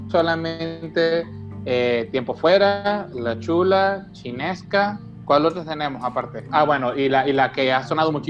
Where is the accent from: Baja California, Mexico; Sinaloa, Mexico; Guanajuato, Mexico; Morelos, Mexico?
Baja California, Mexico; Mexicali; yo le decía, vengo de Mexicali y estoy esperando aquí a, unos amigos